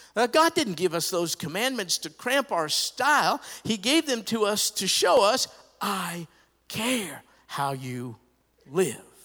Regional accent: New York, United States; I grew up in New York

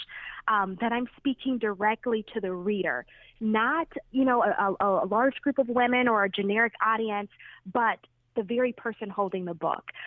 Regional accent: Detroit, Michigan, United States; I grew up in Detroit, grew up in the inner city

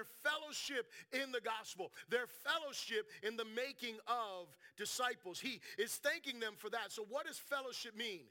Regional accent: South Florida, United States; I'm from South Florida.

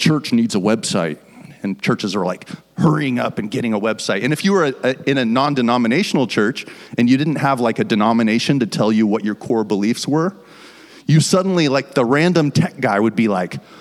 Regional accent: Fort Collins, Colorado, United States; moved away as an adult; now in Washington, United States; We're from Fort Collins, Colorado

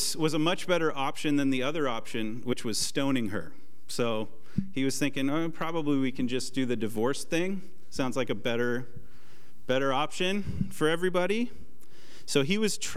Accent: Portland, Oregon, United States; moved away; I'm from Portland, and the plan in Portland was to retire at age 25, work at a coffee shop

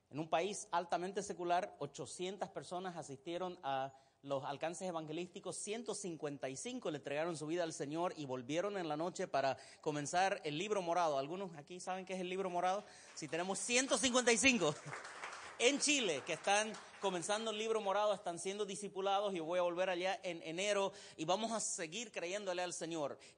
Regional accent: Santa Cruz, Bolivia; accent: cruceño; now in United States; Si hay alguien aquí de Bolivia, va a darse cuenta que mi acento es bien cruceño.

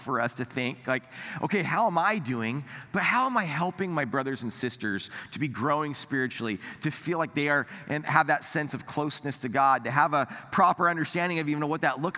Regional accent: United States

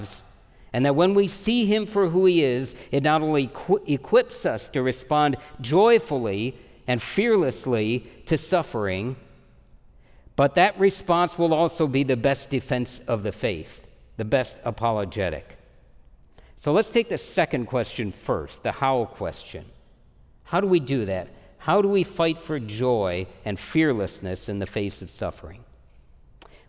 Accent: United States; I'm an American

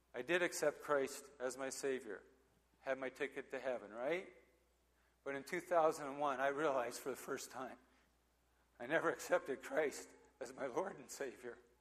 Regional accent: Hampton, Ontario, Canada; also born or lived in Oshawa, Ontario; so I was born in Oshawa, Ontario, and uh, lived here for a while. Then we moved to Hampton, and um, when I was a kid

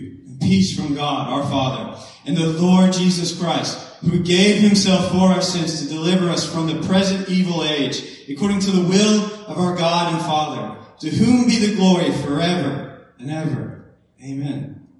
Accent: Friendship, United States; Like I said, I'm from Friendship. I am married. I live really close to the church there

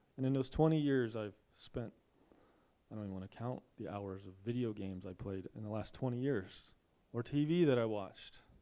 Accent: United States

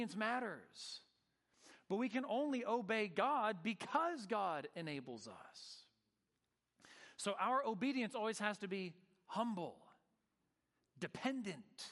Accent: Northern California, United States; I grew up surfing in Northern California.

